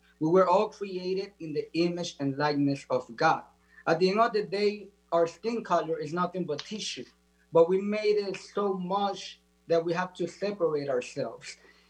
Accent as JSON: {"language": "English", "country": "United States", "tie": "born or raised there", "said": "And as a Dominican kid, I always grew up, you know, with Haitians as my neighbors. And we always had this separation just because of the color of our skin. We always had this separation of here in the United States, me growing up"}